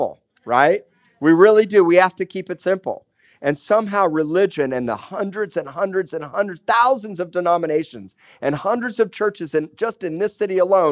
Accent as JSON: {"language": "English", "town": "Miami", "region": "Florida", "country": "United States", "tie": "born or raised there", "also_born_or_lived": "Tulsa, Oklahoma", "moved": "yes", "lives_now": "Corpus Christi, United States", "said": "I grew up in Miami, Florida, and going to the Florida Keys"}